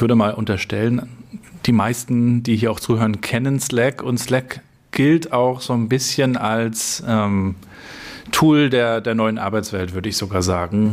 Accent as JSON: {"language": "German", "region": "Northern Germany", "country": "Germany", "also_born_or_lived": "Hamburg", "said": "Du bist ja Nordlicht, so wie ich auch"}